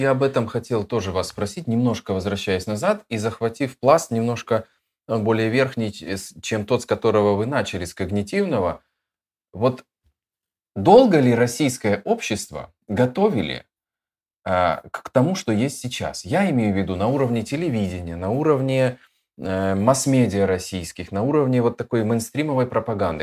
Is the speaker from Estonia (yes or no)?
no; Odesa, Odesa Oblast, Ukraine; поскольку я сам из Одессы